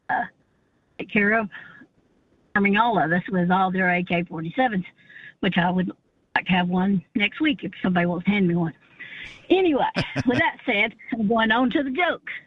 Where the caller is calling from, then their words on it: Chattanooga, Tennessee, United States; I'm from Chattanooga, Tennessee.